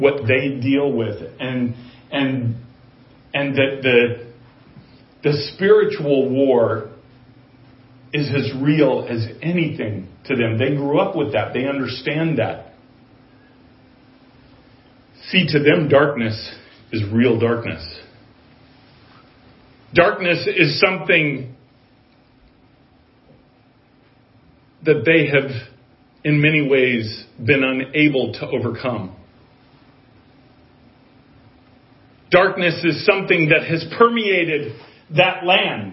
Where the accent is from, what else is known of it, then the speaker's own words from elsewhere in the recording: United States; as an American